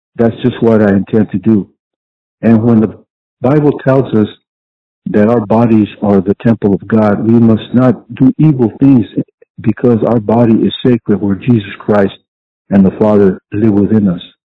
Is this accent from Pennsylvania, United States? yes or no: no; Ventura, California, United States; I was born in 1955 in Ventura, California